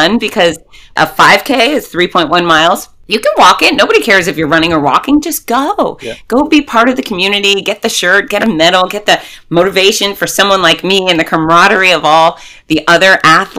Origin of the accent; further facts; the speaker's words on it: Florida, United States; I'm from Florida